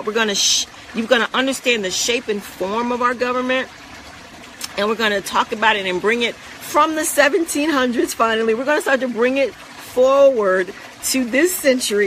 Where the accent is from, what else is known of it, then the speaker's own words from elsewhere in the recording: United States; also born or lived in Central Florida; we as Americans